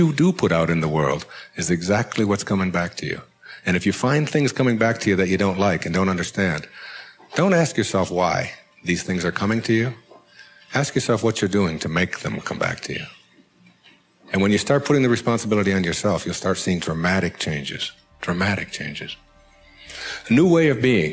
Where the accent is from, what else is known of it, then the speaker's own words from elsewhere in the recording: Detroit, Michigan, United States; my hometown was Detroit